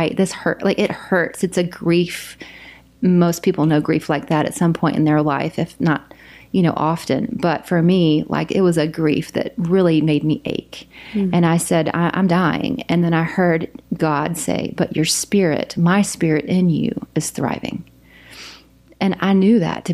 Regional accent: South Carolina, United States; moved away as an adult; also born or lived in Houston, Texas / China; now in Oklahoma, United States; I'm from South Carolina

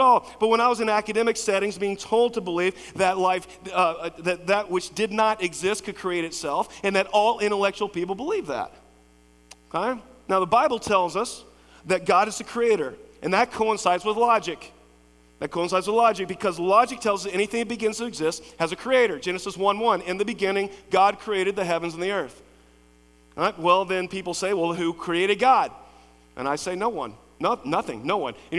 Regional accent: Lexington, Kentucky, United States; I grew up in Lexington, Cassie Morton, Henry Clay, went to Center College

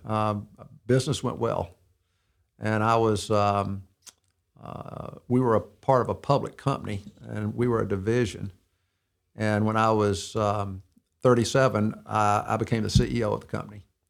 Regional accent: Mountain Brook, Alabama, United States; also born or lived in Birmingham, Alabama; I was born, uh, December fifteenth, nineteen fifty-three. I'm sixty-eight years old in, uh, in Birmingham, Alabama. Um, I grew up in Mountain Brook

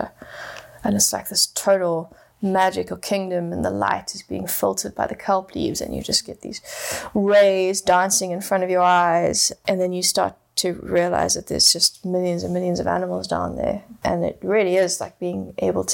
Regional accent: Johannesburg, Gauteng, South Africa; I grew up in Johannesburg, which is 100% landlocked

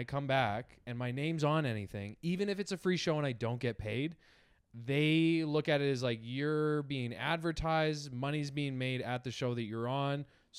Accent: Edmonton, Alberta, Canada; also born or lived in British Columbia; I was born like in BC, but I moved here when I was like four.

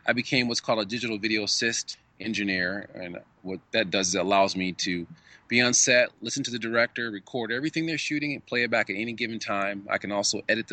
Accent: Michigan, United States; moved away as an adult; now in Los Angeles, United States; I grew up in Michigan, loved film as a kid. Came out to Hollywood

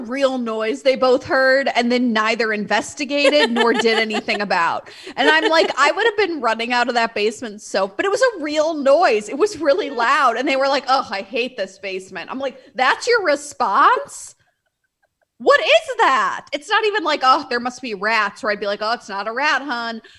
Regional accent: Midwest, United States; I'm from the Midwest, as you are. And being polite is how we're raised.

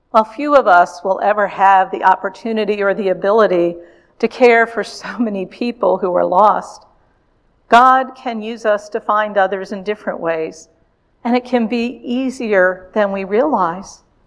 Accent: Richmond, Virginia, United States; my hometown of Richmond, Virginia.

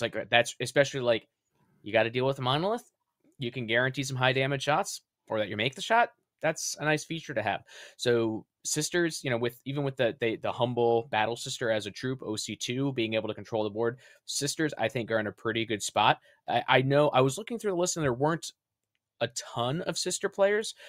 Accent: Rhode Island, United States; my home state of Rhode Island

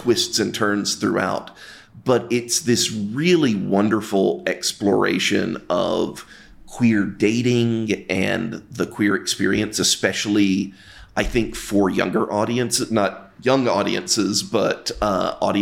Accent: the South, United States; now in Chicago, United States; I grew up queer in the South

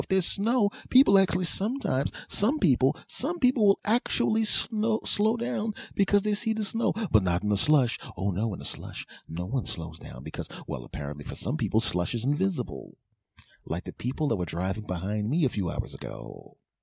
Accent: East Coast, United States; also born or lived in California; I'm an East Coast guy. I grew up on the East Coast. Was raised on the East Coast.

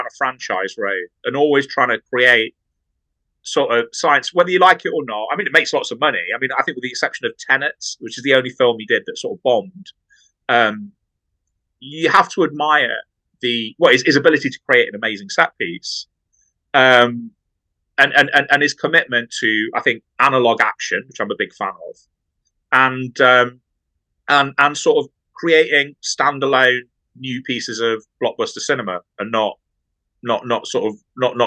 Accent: Nottingham, East Midlands, United Kingdom; I'm from Nottingham

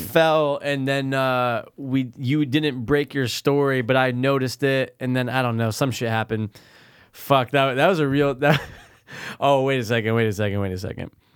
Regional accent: Connecticut, United States; We're Connecticut. We're not New Yorkians.

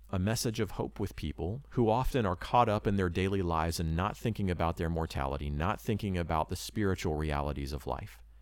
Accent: Florida, United States; moved away; also born or lived in Japan; I grew up in Florida and also lived in Japan.

